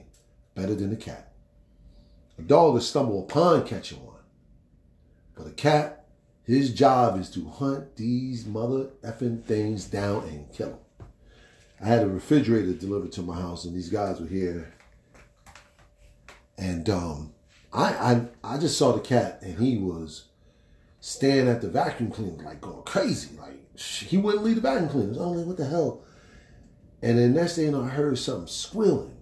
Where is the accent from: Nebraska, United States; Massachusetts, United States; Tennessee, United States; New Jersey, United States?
New Jersey, United States; Newark; also born or lived in East Orange, New Jersey; I was born and raised in Newark, New Jersey, or Newark and East Orange